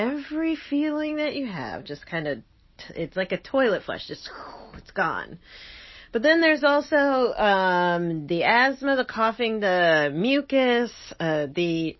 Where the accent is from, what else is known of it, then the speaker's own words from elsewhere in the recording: New Jersey, United States; I'm from Jersey